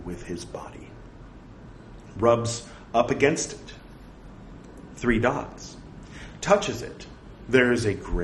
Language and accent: English; United States; since being American